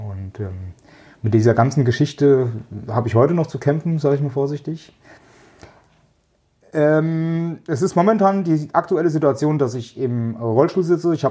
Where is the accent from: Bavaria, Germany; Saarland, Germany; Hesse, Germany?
Hesse, Germany; Kraftsäum; komme aus Kraftsäum, das ist ein kleines Örtchen in Mittelhessen. Ähm, bin auch hier quasi geboren und aufgewachsen und fühle mich auch sehr wohl hie